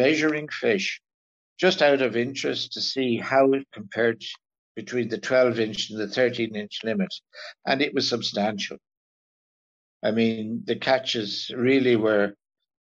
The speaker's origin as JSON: {"language": "English", "area": "North County Kilkenny", "region": "Leinster", "country": "Ireland", "tie": "born or raised there", "moved": "yes", "lives_now": "Carrowbeg, Lough Corrib, Ireland", "said": "Growing up in North Kilkenny on what was then a very prolific small trout stream"}